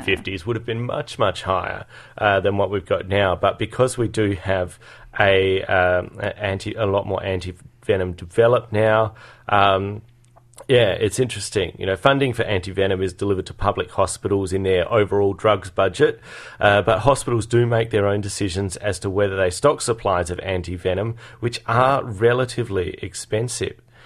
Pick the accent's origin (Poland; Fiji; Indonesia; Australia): Australia; Adelaide, South Australia; moved away; I grew up in Adelaide, in the Adelaide Hills